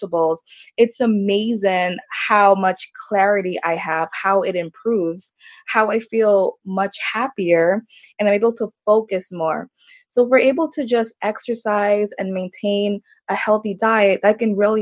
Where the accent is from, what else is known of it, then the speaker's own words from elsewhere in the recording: Orlando, Florida, United States; also born or lived in Jamaica; I'm from Orlando, Florida